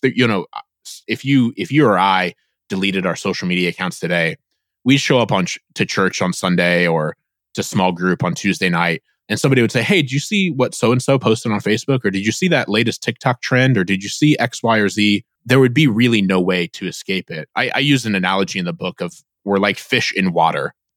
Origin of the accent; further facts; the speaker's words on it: Northeast Indiana, United States; I grew up in Northeast Indiana